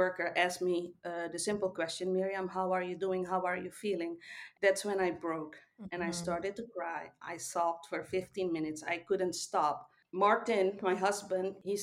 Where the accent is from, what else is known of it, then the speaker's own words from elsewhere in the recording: Suriname; now in Netherlands; I was born in South America, Suriname, but I've been living in the Netherlands for more than 30 years now.